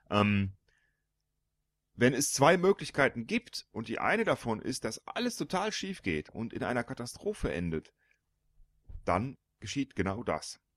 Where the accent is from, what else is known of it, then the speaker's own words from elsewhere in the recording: Panama; born there; Ich bin geboren in der Kanalzone.